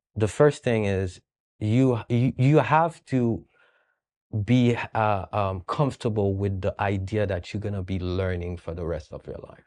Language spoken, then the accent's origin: English; Haiti; moved away; I'm from Haiti.